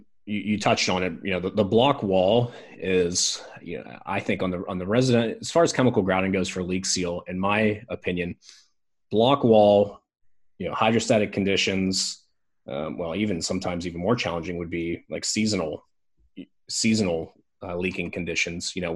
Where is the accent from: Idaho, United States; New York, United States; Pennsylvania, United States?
Pennsylvania, United States; moved away; I'm originally from Pennsylvania